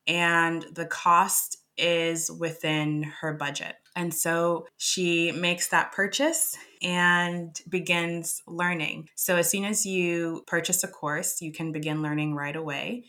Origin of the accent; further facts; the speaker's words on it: Boston, Massachusetts, United States; moved away as an adult; also born or lived in Kinshasa, Democratic Republic of the Congo / New Hampshire / London; now in Oslo, Norway; I was born in Kinshasa and I moved at a young age to Boston, and that's where I grew up